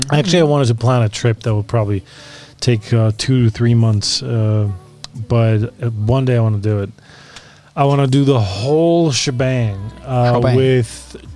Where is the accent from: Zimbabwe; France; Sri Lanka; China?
China; I'm from China.